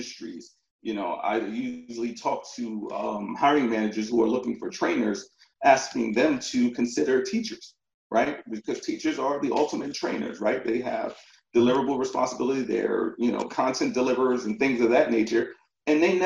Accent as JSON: {"language": "English", "town": "Elizabeth", "region": "New Jersey", "country": "United States", "tie": "born or raised there", "also_born_or_lived": "Virginia", "moved": "yes", "said": "I'm from New Jersey, northern New Jersey, a town called Elizabeth, very small town, Elizabeth, New Jersey, right next to Newark Airport, if you're familiar. So I grew up there, went to elementary, middle school, and high school there."}